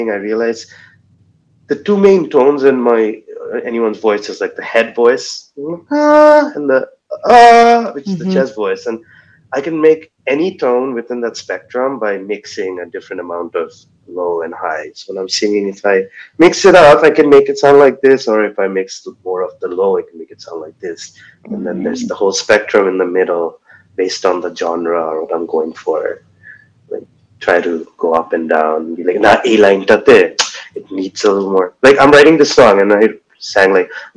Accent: Waterloo, Ontario, Canada; I'm this kid from Waterloo.

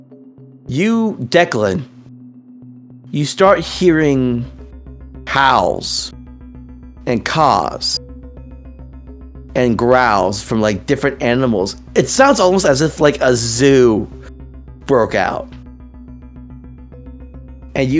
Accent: United States; I'm American.

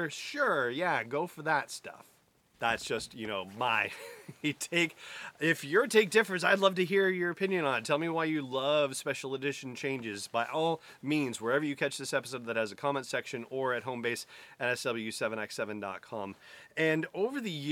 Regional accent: San Fernando Valley, Southern California, United States; moved away; I grew up in Southern California. I grew up in the San Fernando Valley

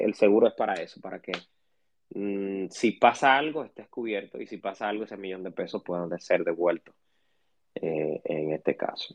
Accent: Dominican Republic; como dominicanos

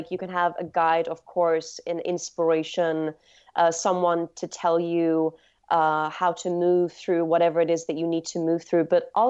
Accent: England, United Kingdom; So I grew up in England, and there's, you know, so much lushness there. Especially in just the outskirts of London.

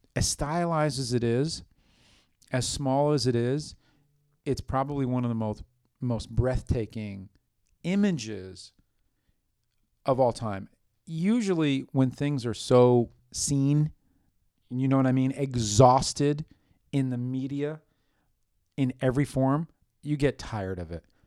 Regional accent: New York City, New York, United States; growing up in New York City, in the epicenter of art

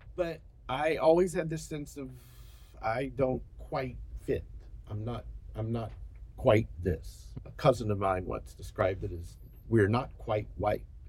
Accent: Birmingham, Alabama, United States; moved away; I was born in Alabama, I was raised in Alabama, so I'm, I'm from Alabama

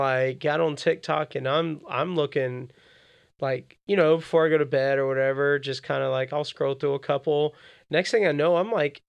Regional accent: Florida, United States; moved away; I grew up in Florida.

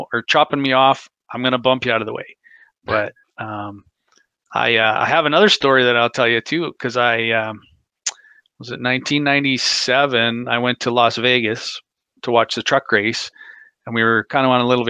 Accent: Canada; I'm from Canada

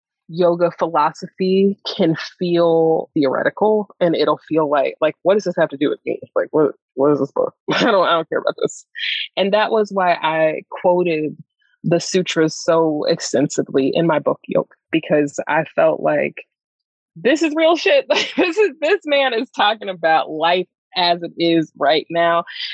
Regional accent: the South, United States; like, you know, like Black, Southern, you know what I mean? It's like growing up in the South, like people are not cool with talking about mysticism in this way.

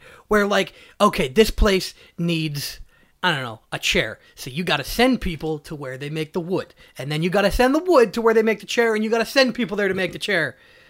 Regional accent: United Kingdom; Oi, but I'm British, so I break my damn sword.

